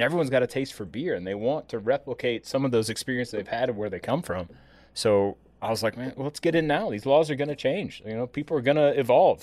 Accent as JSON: {"language": "English", "region": "Midwest", "country": "United States", "tie": "born or raised there", "also_born_or_lived": "Wisconsin", "moved": "as an adult", "lives_now": "Atlanta, United States", "said": "growing up in the Midwest, my grandparents were big mushroom hunters"}